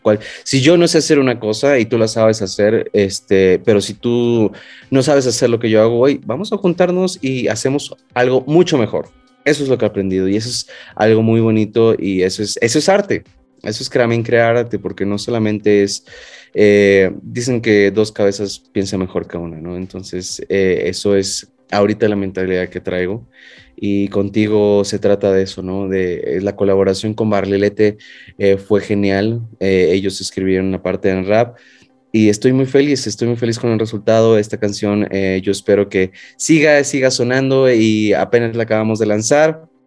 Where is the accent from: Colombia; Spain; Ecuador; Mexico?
Mexico; Soy el primer mexicano que actúa en una de sus series.